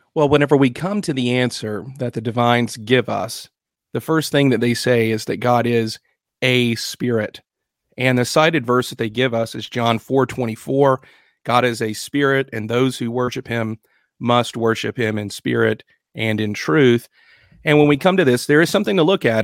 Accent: United States; we as American Christians

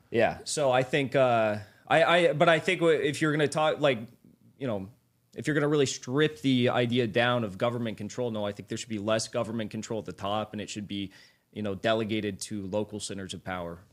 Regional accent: United States; I'm an American patriot. I'm about as red-blooded American as you can get.

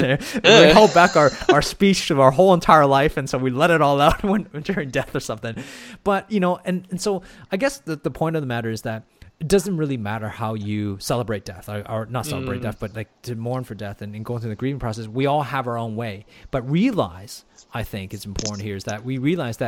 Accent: Canada; also born or lived in Hong Kong; now in Australia; I grew up in Canada my entire life. But I lived in Hong Kong for 4 years.

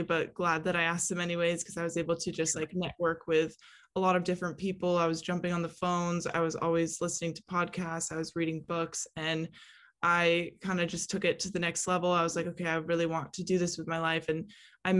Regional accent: California, United States; I am originally from California

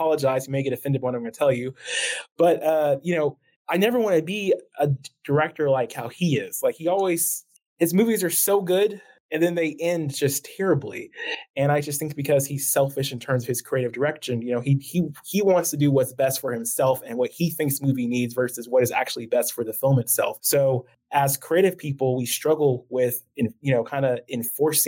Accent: Midwest City, Oklahoma, United States; I grew up born and raised in Oklahoma. I went to Midwest City High School

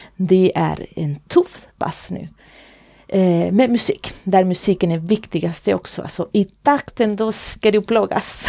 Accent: Chile; Swedish is a second language; moved away as an adult; now in Sweden; Jag kommer ifrån Chile. Ah. Det är där jag kommer ifrån. Men jag, jag har bott här i Sverige i många år nu

